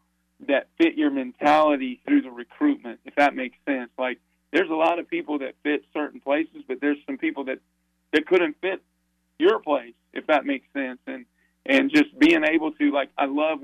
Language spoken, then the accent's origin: English; Sevierville, Tennessee, United States; I grew up in Sevierville, Tennessee